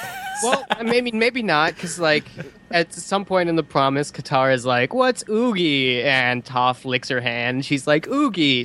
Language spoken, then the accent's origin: English; the West, United States; growing up in the West